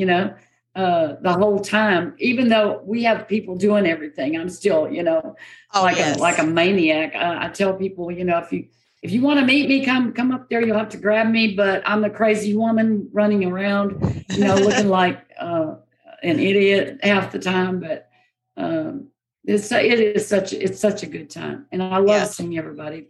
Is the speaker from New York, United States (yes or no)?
no; Victoria, Texas, United States; also born or lived in Goliad, Texas; I was born in Victoria, Texas, and my family is from Goliad.